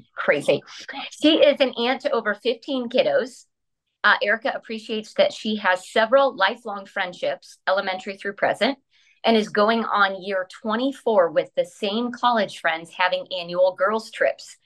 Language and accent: English; La Porte, United States; we grew up in Laporte, um, predominantly white